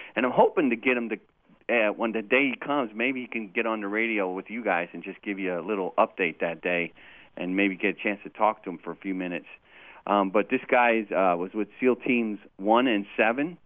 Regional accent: California, United States; now in Martinsburg, United States; I, I'm from California

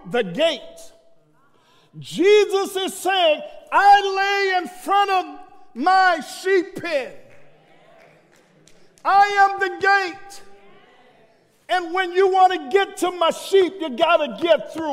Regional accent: New York City, New York, United States; I leave the country, or if I leave New York, folk tell me, you got an accent. I'm saying, I'm from Brooklyn

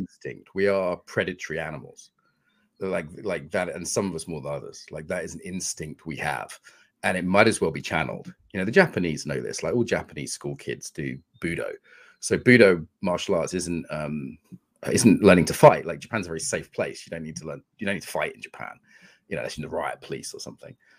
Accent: United Kingdom; I'm British working class

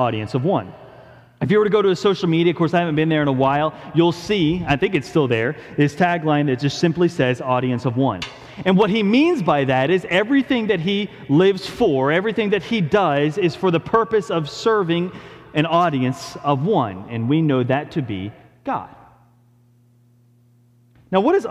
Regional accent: Philadelphia, Pennsylvania, United States; moved away; since I was a little kid growing up in the Philadelphia area

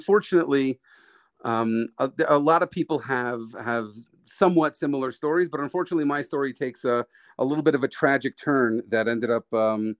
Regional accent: New York, United States; I live in New York. I was born in New York

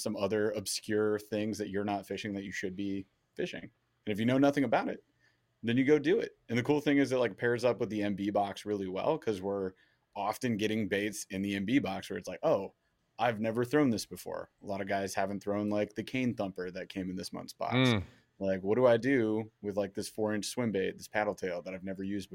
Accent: Michigan, United States; We're from Michigan

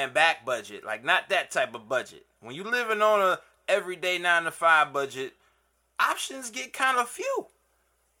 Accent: Cleveland, Ohio, United States; moved away; I'm from Cleveland.

